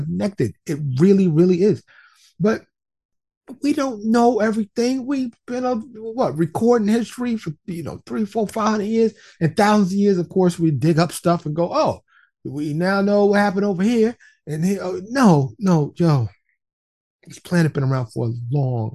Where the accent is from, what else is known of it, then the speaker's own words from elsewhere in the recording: New York City, New York, United States; also born or lived in Florida; now in Texas, United States; I used to live in New York City, born and raised in New York City. I'm a New York City native